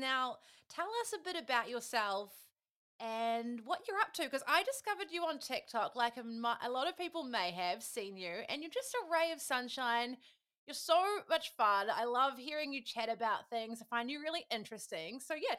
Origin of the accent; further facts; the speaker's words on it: New Zealand; as Kiwis again, you know how you say Americans and people in California love hearing about New Zealand.